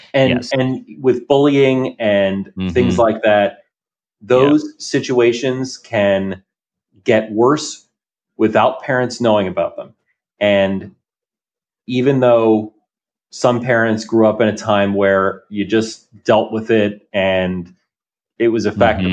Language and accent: English; New Jersey, United States; I grew up in New Jersey